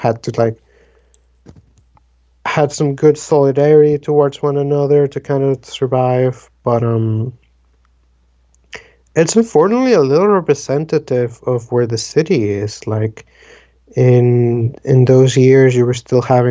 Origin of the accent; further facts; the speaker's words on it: Dominican Republic; first language Spanish; English is a second language; moved away; I'm originally from the Dominican Republic